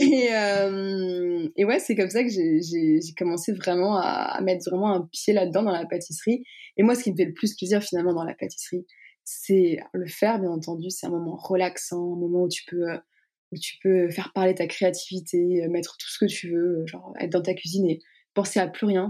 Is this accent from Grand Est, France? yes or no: yes; Strasbourg, Grand Est, France; moi je viens pas de Paris, donc tout se faisait à Paris. donc moi je viens de Strasbourg